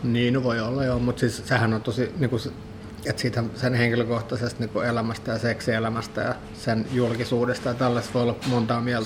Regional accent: Finland; born or raised there; also born or lived in Sweden

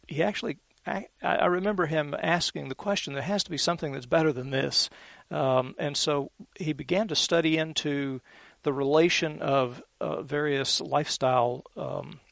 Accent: Columbus, Georgia, United States; now in Alabama, United States; I was born in Columbus, which is about 20 minutes from here over on the Georgia side

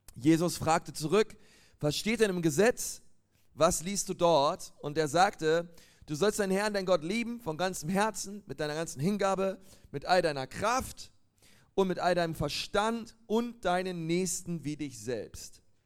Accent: Berlin, Germany; moved away as an adult; now in Nuremberg, Germany; Ich komme ähm, eigentlich aus Berlin, aber bin jetzt in Nürnberg

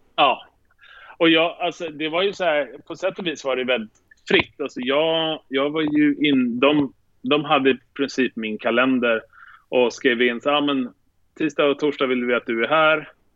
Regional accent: Sweden; moved away as an adult; now in New York, United States; jag är svensk

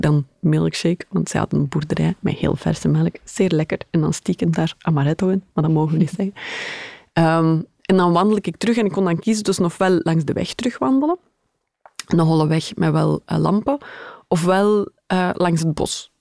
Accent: Schaffen, Flanders, Belgium; moved away; mijn ouders woonden nog altijd in, in het mooie Schaffen

